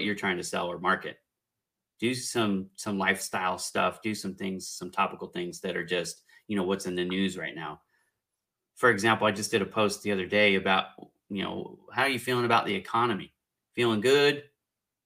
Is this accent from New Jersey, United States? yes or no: no; California, United States; I'm from California